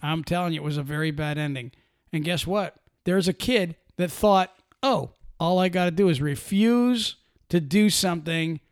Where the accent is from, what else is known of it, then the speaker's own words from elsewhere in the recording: Pennsylvania, United States; I'm from Pennsylvania